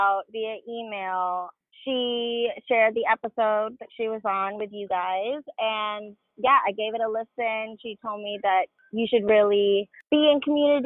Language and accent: English; Miami, Florida, United States; moved away as an adult; now in New York, United States; I was born and raised in Miami, Florida